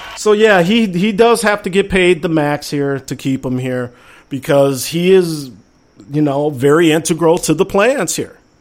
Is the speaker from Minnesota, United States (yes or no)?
yes; Minnesota, United States; us great people from Minnesota